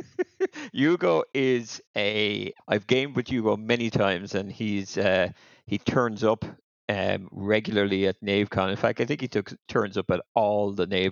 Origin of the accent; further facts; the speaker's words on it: Limerick, Munster, Ireland; now in Tipperary, Ireland; I live in Tipperary, actually, but no, I grew up in Limerick.